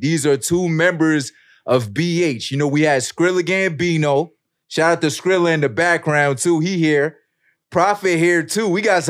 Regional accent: New York City, New York, United States; I'm from Brooklyn

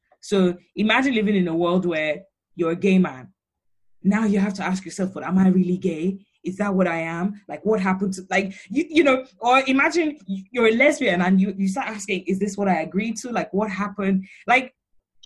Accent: Nigeria; growing up in Nigeria, you don't really question it

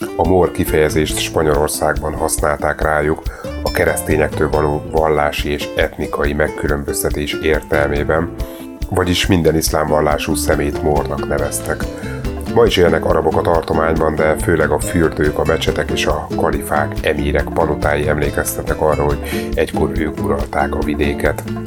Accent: Hungary; akik tőzsgyökeres magyarok vagyunk

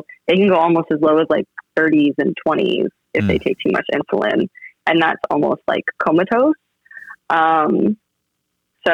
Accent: Iowa, United States; moved away as an adult; also born or lived in Virginia / Los Angeles / Tokyo / San Francisco; now in Austin, United States; I grew up in Iowa

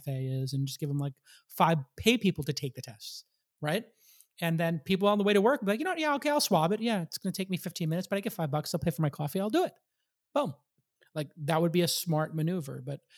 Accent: New York, United States; Enforcement of jaywalking in Santa Monica, I learned very early as a New Yorker, was enforced.

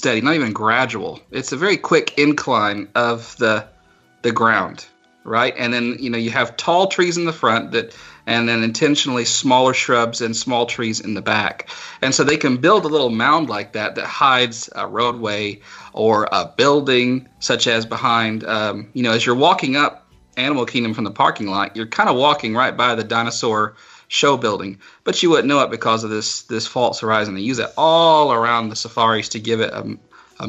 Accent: South Carolina, United States; the zoo I grew up going to in South Carolina

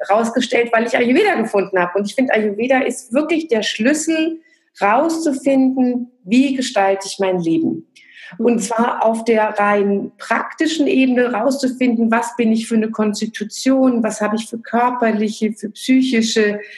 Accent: Frankfurt, Hesse, Germany; Ich komme aus dem Frankfurter Raum und dort hatten wir schon als Studenten ein Yoga-Zentrum gemeinsam mit so einer Community von Freunden und einem Yogalehrer aufgebaut.

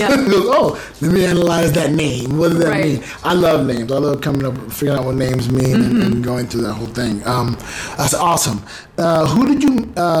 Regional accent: United States; moved away; I'm American

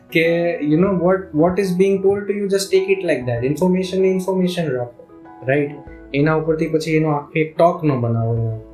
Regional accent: Bhavnagar, Gujarat, India; હું ભાવનગરનો છું

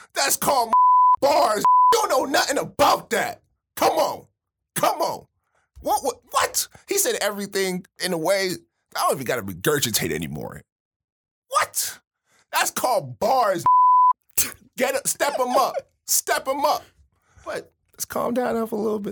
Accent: Miami, Florida, United States; moved away; coming from Miami.

